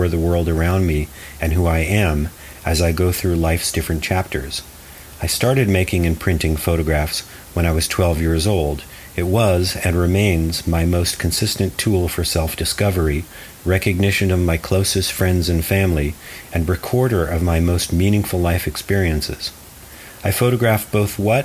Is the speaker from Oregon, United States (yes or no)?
yes; Portland, Oregon, United States; also born or lived in Arizona; I made portraits of night performers in my hometown of Portland, Oregon